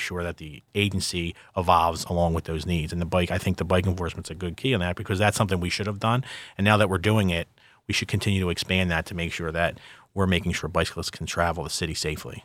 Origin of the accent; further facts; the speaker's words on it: Philadelphia, Pennsylvania, United States; I'm from Philadelphia